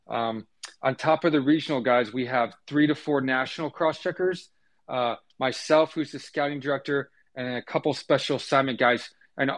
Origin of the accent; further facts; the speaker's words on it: Tampa, Florida, United States; moved away as an adult; also born or lived in Georgia / Oklahoma; I grew up in Tampa, Florida.